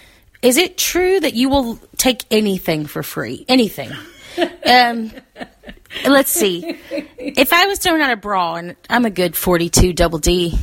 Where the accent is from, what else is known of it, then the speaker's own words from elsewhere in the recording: the South, United States; As a Southerner, I would say panties.